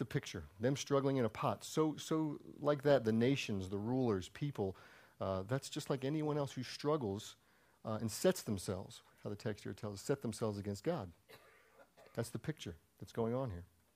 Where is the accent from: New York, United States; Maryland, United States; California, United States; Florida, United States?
Maryland, United States; moved away; I'm from Maryland.